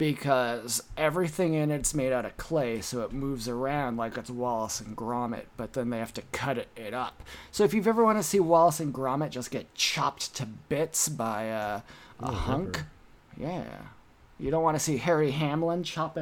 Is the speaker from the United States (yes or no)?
no; United Kingdom; Oh, hello. I'm British.